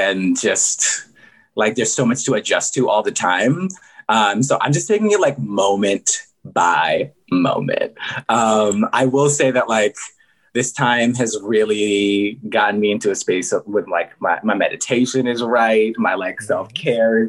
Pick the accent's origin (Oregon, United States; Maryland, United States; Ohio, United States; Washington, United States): Maryland, United States; Silver Spring; moved away as an adult; I grew up in Silver Spring, Maryland, like right outside of DC.